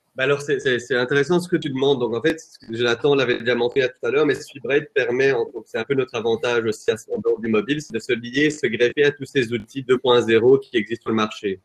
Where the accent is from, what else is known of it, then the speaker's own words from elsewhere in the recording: Flanders, Belgium; moved away as an adult; now in Brussels, Belgium; Je suis flamand à la base